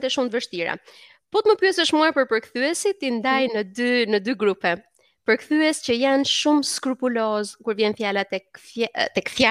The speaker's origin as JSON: {"language": "Albanian", "town": "Berat", "region": "Berat County", "country": "Albania", "said": "unë jam nga Berati"}